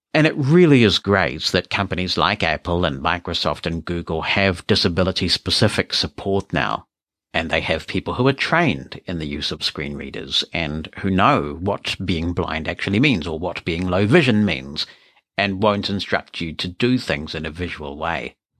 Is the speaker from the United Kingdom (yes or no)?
no; New Zealand; I'm a New Zealander